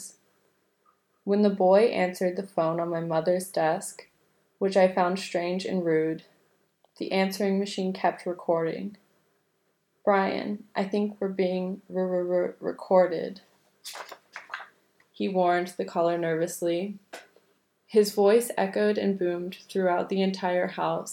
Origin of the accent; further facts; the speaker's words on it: New York, United States; accent: New York; moved away as an adult; also born or lived in London; my New York accent had become anglicized